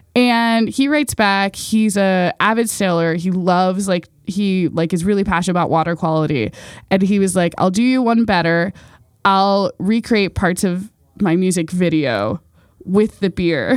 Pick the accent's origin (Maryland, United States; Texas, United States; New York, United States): Maryland, United States; Baltimore